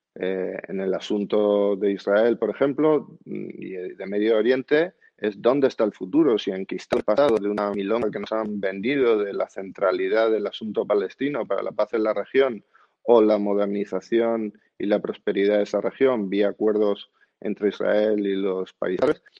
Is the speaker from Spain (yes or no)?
yes; Spain; como español